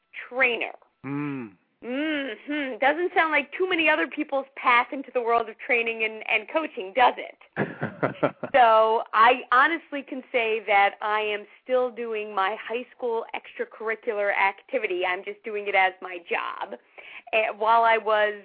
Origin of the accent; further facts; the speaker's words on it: New York City, New York, United States; When I was a teenager growing up in New York City